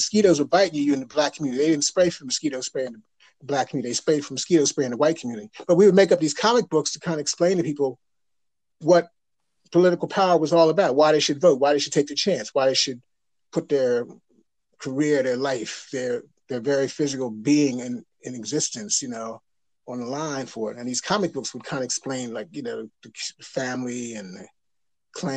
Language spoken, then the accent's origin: English; the North, United States; I grew up in the North